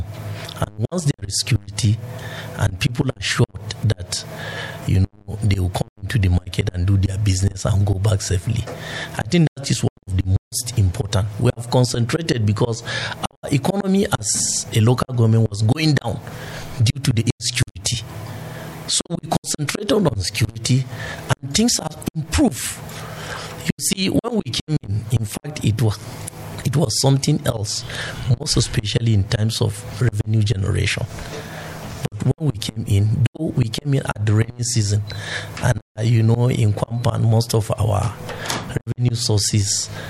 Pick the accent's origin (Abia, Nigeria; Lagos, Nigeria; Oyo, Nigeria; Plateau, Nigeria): Plateau, Nigeria; Namu; I'm from Namu